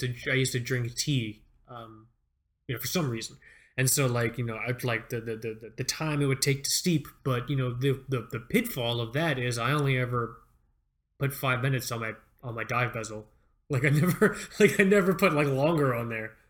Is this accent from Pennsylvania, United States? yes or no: no; Fort Lauderdale, Florida, United States; moved away; I grew up in Fort Lauderdale, South Florida